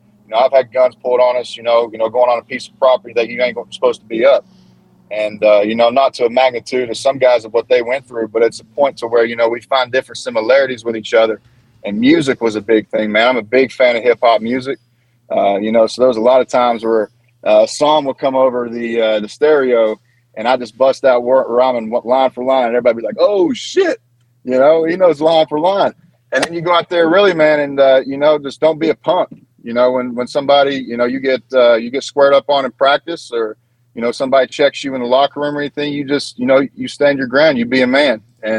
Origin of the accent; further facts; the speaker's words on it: Appalachia, United States; growing up in Appalachia, especially in my region, you know, you hardly saw any black people.